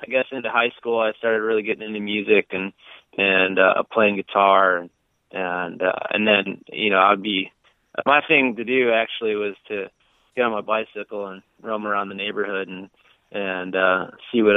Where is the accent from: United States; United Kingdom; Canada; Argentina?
United States; Genoa, Illinois; also born or lived in Kirkland, Illinois; I grew up in Genoa, Illinois.